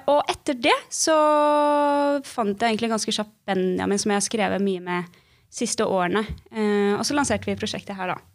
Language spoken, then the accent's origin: Norwegian; Bergen, Vestland, Norway; also born or lived in Oslo; jeg er 22 år gammel, og så kommer jeg fra Bergen.